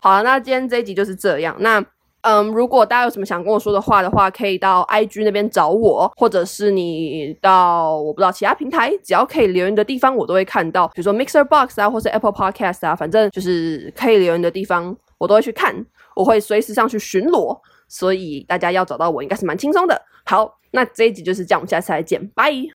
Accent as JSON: {"language": "Chinese", "country": "Taiwan", "said": "因为台湾人没有人会说视频，我们从小到大都是说影片"}